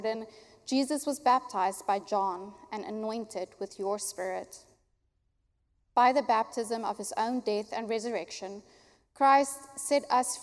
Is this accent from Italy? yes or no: no; South Africa; first language Afrikaans; English is a second language; moved away; I am from South Africa, I will be baptizing James this morning in Afrikaans, which is my mother tongue